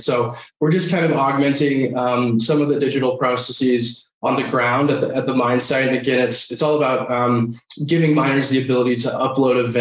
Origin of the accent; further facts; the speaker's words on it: Denver, Colorado, United States; I grew up here in Denver, Colorado. So I'm one of the last few remaining natives here